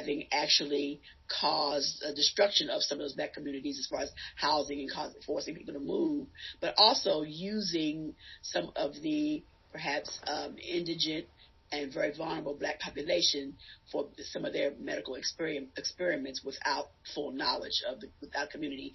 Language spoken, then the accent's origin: English; Baltimore, Maryland, United States; now in Indiana, United States; I grew up in Baltimore, Maryland, and growing up in the East Baltimore